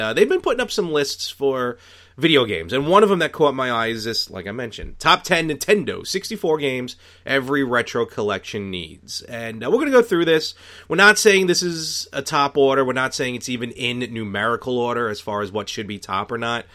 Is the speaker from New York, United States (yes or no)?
yes; New York City, New York, United States; growing up in Brooklyn